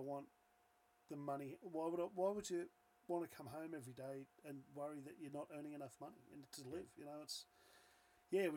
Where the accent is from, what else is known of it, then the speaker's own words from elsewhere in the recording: Newcastle, New South Wales, Australia; accent: watered-down Australian; we're Australian, we've got the watered-down Australian accent, because we're obviously born and bred here